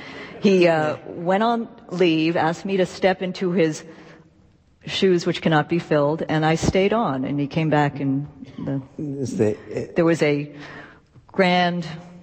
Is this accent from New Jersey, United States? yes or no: no; New York City, New York, United States; also born or lived in Los Angeles; I grew up in New York City, but I spent a lot of time in Los Angeles, in Hollywood.